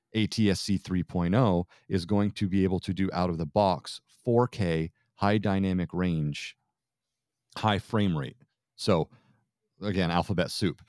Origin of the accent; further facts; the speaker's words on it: Vermont, United States; I grew up in Vermont